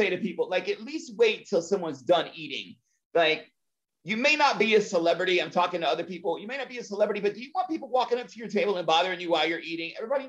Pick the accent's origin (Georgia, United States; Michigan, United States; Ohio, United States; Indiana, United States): Georgia, United States; Atlanta; my hometown of Atlanta